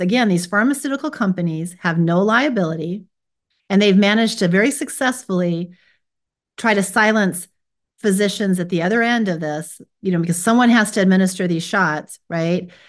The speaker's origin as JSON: {"language": "English", "country": "United States", "tie": "born or raised there", "said": "I was born here in America"}